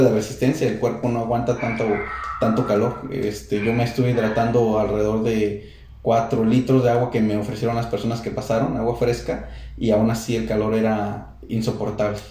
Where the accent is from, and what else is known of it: San Luis Potosí, Mexico